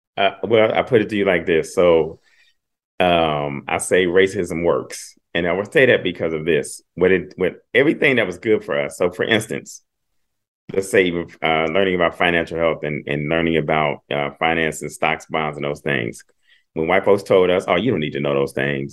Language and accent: English; Dayton, Ohio, United States; I'm from Dayton, Ohio